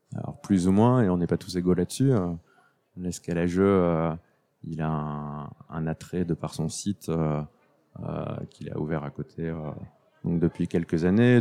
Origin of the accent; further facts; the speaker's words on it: France; Je suis français avant tout